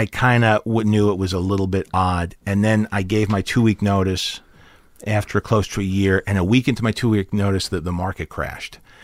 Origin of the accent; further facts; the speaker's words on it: New York, United States; moved away as an adult; also born or lived in Chicago; now in Los Angeles, United States; I grew up in New York, but I moved to Chicago to chase the second city dream